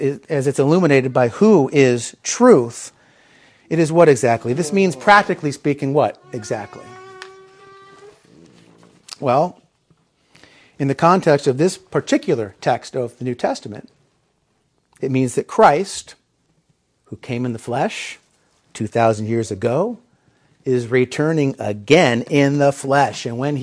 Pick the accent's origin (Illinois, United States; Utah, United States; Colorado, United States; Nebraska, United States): Illinois, United States; Chicago; when I was a little kid, I grew up in the Chicagoland area